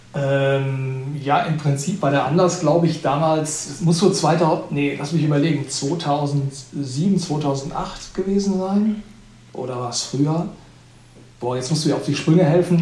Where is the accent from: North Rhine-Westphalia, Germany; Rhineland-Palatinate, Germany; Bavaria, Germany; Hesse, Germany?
North Rhine-Westphalia, Germany; Sauerland; moved away; also born or lived in Allgäu; Also ich komme gebürtig aus dem, aus dem Sauerland